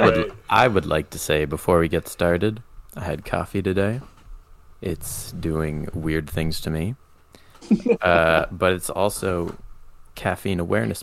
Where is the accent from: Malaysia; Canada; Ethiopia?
Canada; Ottawa, Ontario; I am also from Ottawa